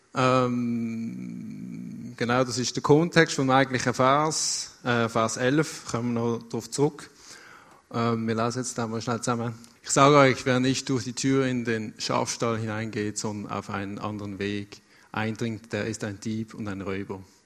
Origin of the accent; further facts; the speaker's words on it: Basel, Basel-Stadt, Switzerland; moved away as an adult; now in Lucerne, Switzerland; Ich bin 30 Jahre in Basel aufgewachsen